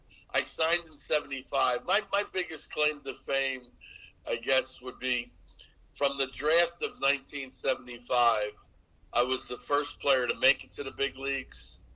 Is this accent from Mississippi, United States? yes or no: no; Newark, New Jersey, United States; I built one in Newark, in where I grew up, my hometown, the Newark Bears